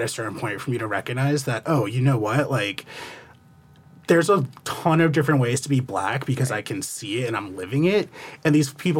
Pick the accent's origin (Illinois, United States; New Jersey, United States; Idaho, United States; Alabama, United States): New Jersey, United States; I'm from New Jersey